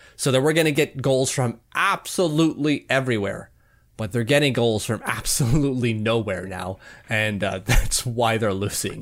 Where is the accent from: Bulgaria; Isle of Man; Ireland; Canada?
Canada; As a Canadian